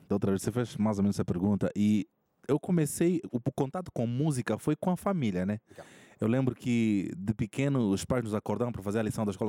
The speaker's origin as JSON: {"language": "Portuguese", "country": "Angola", "moved": "as an adult", "lives_now": "Brazil", "said": "Eu sou de Angola. Angola. Eu cheguei aqui no Brasil em 2013, né? Para estudar no NASP e permaneço até hoje"}